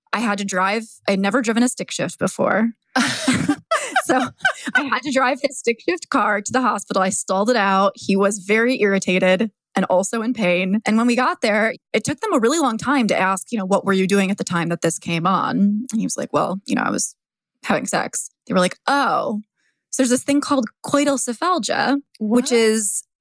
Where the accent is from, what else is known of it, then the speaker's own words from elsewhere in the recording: Michigan, United States; moved away as an adult; now in Philadelphia, United States; I am from Michigan originally. That's actually where I'm recording this from now, my parents' house. But I've been living in Philly for the past 7, 8 years